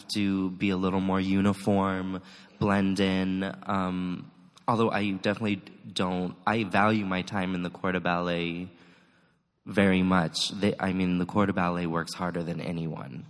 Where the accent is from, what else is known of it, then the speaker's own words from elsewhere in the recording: Los Alamos, New Mexico, United States; also born or lived in Chicago, Illinois / Fort Worth, Texas; now in San Francisco, United States; I was born in Los Alamos, New Mexico.